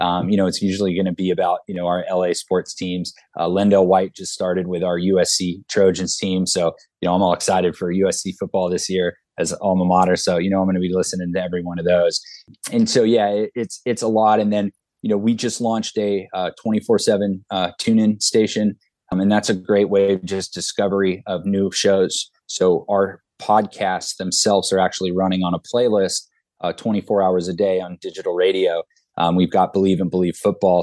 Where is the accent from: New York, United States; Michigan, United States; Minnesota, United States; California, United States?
California, United States; Southern; I'm from Southern California